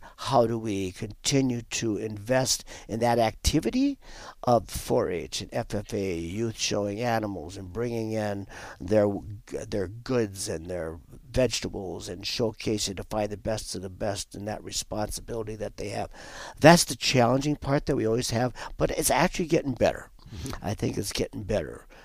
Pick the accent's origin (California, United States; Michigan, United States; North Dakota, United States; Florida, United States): North Dakota, United States; southwestern; moved away as an adult; now in Wisconsin, United States; I'm a transplant to Wisconsin. I did not grow up here. I grew up in North Dakota. on a dairy farming operation in southwestern North Dakota